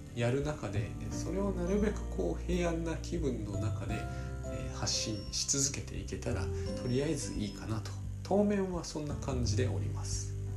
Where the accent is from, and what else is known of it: Japan